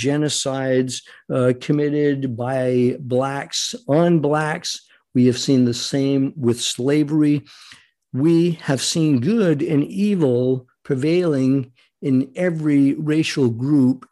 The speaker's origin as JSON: {"language": "English", "region": "Rhode Island", "country": "United States", "tie": "born or raised there", "said": "growing up in Rhode Island"}